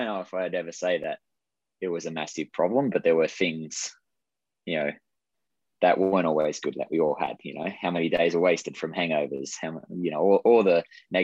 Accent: Australia; moved away; I grew up in Australia

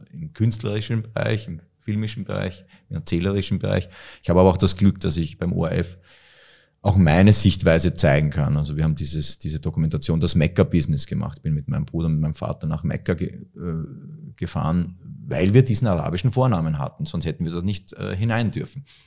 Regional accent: Austria; also born or lived in Egypt; und ich bin in Österreich Gott sei Dank groß geworden

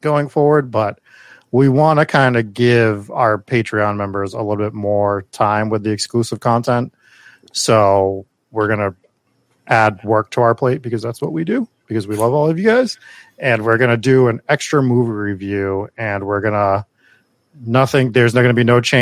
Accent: Massachusetts, United States; we're from Massachusetts where we don't pronounce anything as it's spelled

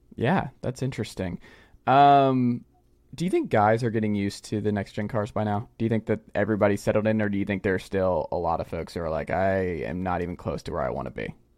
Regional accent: Georgia, United States; down there in my home state

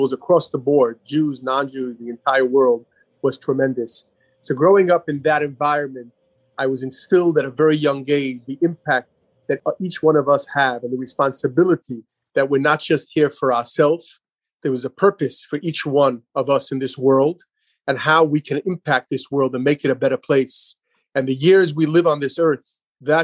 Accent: New York City, New York, United States; moved away as an adult; I grew up in Brooklyn, New York. Even though I'm out here over 25 years, I grew up in a beautiful community known as Crown Heights

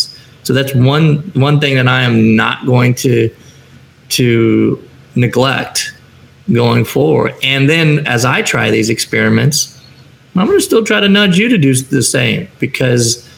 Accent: Chicago, Illinois, United States; moved away as an adult; now in San Diego, United States; I live in a community that's 75 to 82 degrees year round. I'm from Chicago, still wearing my Bears hat

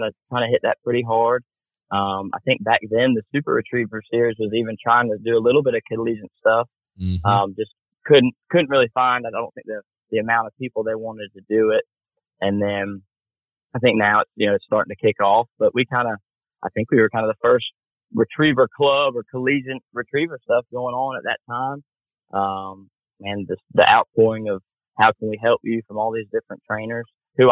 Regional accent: Greenville, South Carolina, United States; also born or lived in Warrington, England; I was born over in England, moved to America when I was about 5 or 6. My father was working for a company and they asked him to start a branch over in North America, which brought us to the big city of Greenville, South Carolina. Moved there. And pretty much grew

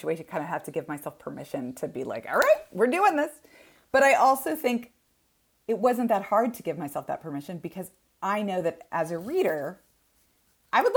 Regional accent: Texas, United States; I am from Texas, and we have a cattle ranch in my family, and it was my grandparents' place. And I grew up running around on this cattle ranch.

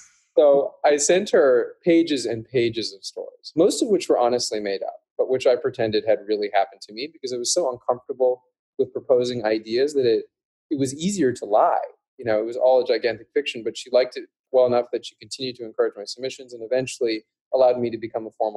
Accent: Calgary, Alberta, Canada; I grew up in Canada, actually, in Calgary, Alberta, which is a relatively small city.

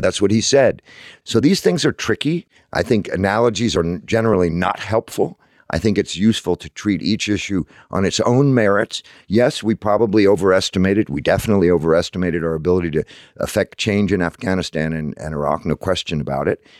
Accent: United States; also born or lived in London; as an American

